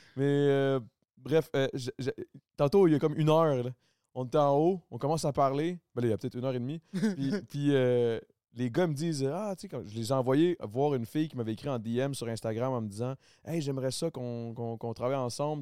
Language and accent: French; Quebec, Canada; accent: Québécois; je, parle très québécois